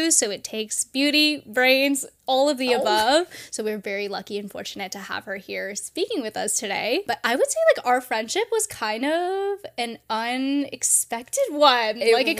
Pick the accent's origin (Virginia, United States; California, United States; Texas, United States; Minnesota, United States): California, United States; now in Pacific Northwest, United States; and I'm from California.